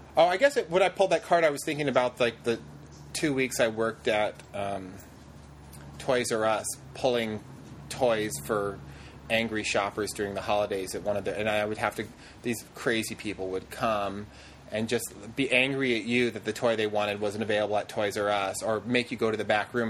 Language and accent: English; Fairbanks, Alaska, United States; moved away; I really am from a very small town of Fairbanks